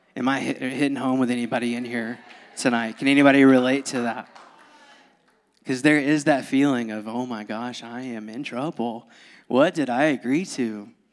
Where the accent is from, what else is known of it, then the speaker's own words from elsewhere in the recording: Georgia, United States; moved away; born and raised in Georgia